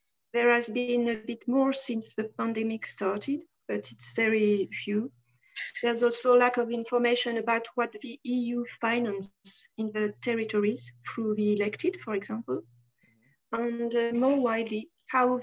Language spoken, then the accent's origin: English; France; also born or lived in Lyon; I'm European, but French also. I'm living in Lyon